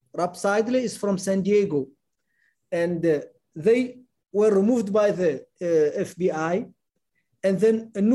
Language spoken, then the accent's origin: English; Mauritania; moved away as an adult; also born or lived in Germany; I'm a Mauritanian citizen. I'm not an American citizen.